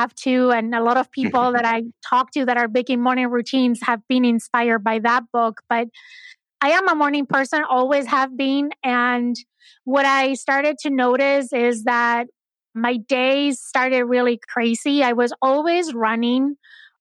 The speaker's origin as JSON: {"language": "English", "country": "Spain", "moved": "yes", "said": "I'm originally from Spain"}